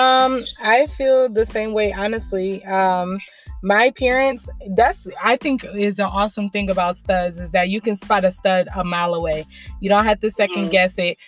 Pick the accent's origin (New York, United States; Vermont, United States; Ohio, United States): Ohio, United States; Lorain; I'm 24 from Lorain, Ohio